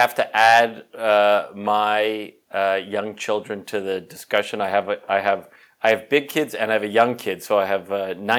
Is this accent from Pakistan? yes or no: no; Toronto, Ontario, Canada; Yes, I grew up in on the North York Scarborough border of Toronto. I went to Associated Hebrew School.